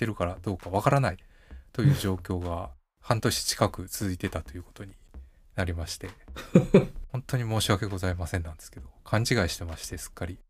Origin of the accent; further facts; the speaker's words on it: Kansai, Japan; accent: Kansai intonation; 僕の関西のイントネーション